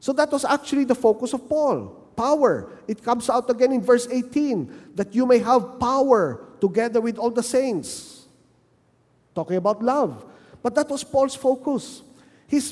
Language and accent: English; Manila, Metro Manila, Philippines; moved away as an adult; now in Bacolod City, Philippines; I was from Manila